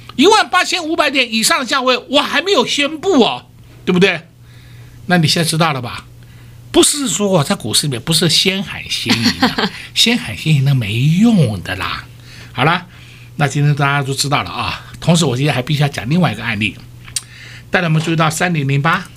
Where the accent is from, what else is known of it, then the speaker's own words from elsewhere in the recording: Taiwan; 我们台湾人民的善心真的很可贵